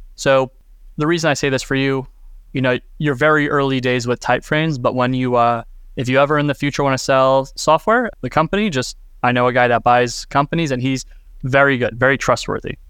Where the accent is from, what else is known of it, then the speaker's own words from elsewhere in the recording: United States; as an American